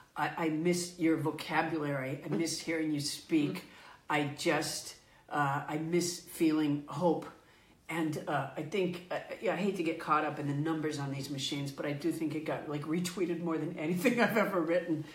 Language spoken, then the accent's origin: English; Sudbury, Massachusetts, United States; also born or lived in Florida; I was raised in Massachusetts